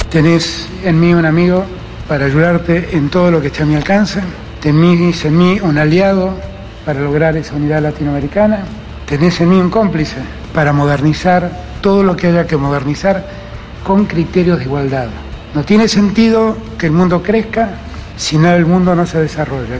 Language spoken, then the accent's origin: Spanish; Patagonia, Chile; Yo nací, y me crié en la Patagonia.